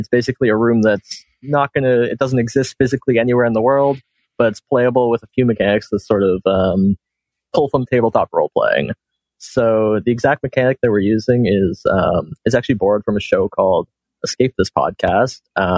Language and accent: English; Ontario, Canada; I am from Ontario, Canada.